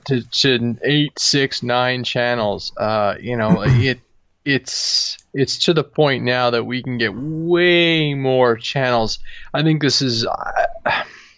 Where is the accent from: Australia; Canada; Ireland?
Canada; being Canadian